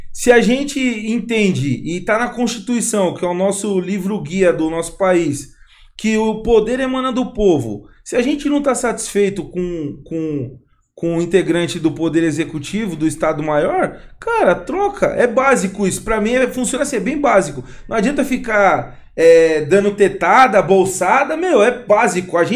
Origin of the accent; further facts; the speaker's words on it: Minas Gerais, Brazil; Sou mineira, pô